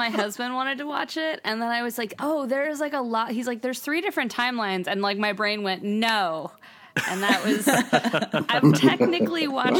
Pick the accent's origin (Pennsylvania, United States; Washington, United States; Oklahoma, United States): Pennsylvania, United States; Johnstown; now in New York, United States; my hometown of Johnstown, Pennsylvania.